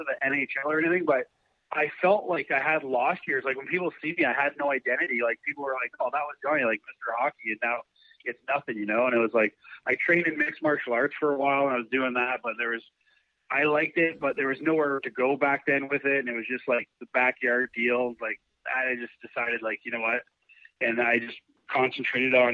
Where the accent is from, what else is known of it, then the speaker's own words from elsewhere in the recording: Burlington, Ontario, Canada; My hometown is Burlington, Ontario